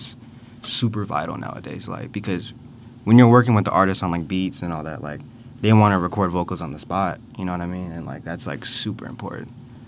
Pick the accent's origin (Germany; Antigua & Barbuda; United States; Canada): Antigua & Barbuda; I'm from Antigua.